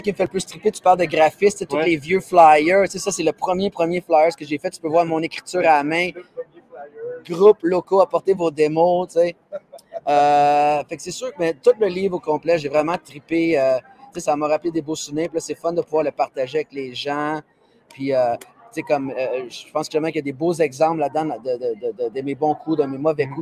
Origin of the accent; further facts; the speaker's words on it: Quebec, Canada; je suis un Québécois, puis, tu sais, je suis fier de ça